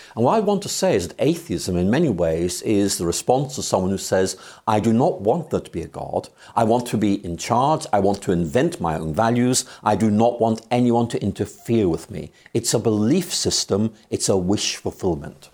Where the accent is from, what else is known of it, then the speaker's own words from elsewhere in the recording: Northern Ireland, United Kingdom; now in Oxford, United Kingdom; I'm from Ireland, yes. I was born there in 1953